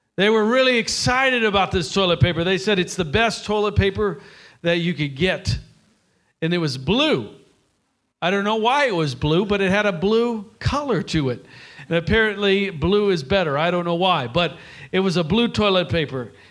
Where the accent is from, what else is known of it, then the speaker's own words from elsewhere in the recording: Nashville, Tennessee, United States; I'm from Nashville, Tennessee.